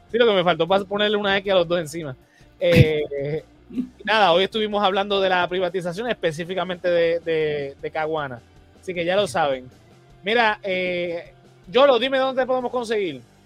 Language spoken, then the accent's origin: Spanish; Puerto Rico; nosotros los puertorriqueños no nos sabemos defender, porque aquí en Puerto Rico nos han borrado la historia